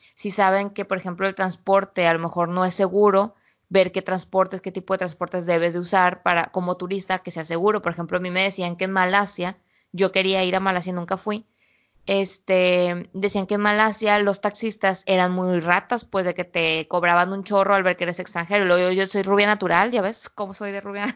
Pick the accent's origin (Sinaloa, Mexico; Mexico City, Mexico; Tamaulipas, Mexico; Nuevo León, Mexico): Sinaloa, Mexico; Culiacán; nosotros veníamos de Sinaloa, pues se nos nota por todos lados que somos culichis sinaloenses, este, desde que como hablamos hasta como nos vestimos